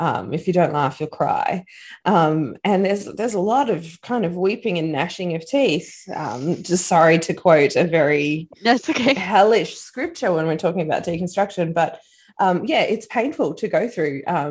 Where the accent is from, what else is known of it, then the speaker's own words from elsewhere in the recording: Australia; we're Australian, we're an island nation